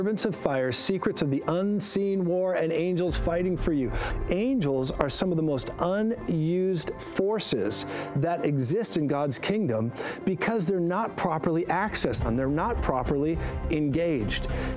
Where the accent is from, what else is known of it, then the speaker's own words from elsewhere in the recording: Colorado, United States; I'm from Colorado